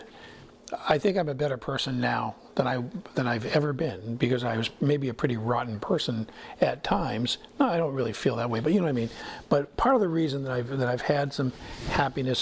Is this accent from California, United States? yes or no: no; Maine, United States; from Maine.